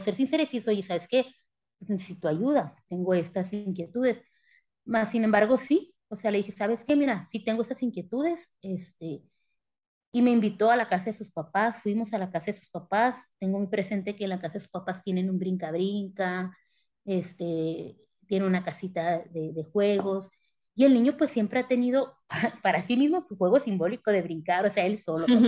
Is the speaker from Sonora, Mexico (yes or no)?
yes; Sonora, Mexico; moved away as an adult; also born or lived in Sinaloa; now in Querétaro, Mexico; soy originaria eh, de Sinaloa, criada en Sonora